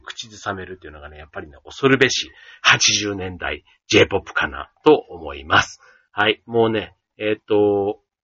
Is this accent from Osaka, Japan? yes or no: yes; Osaka, Japan; 出身が大阪なので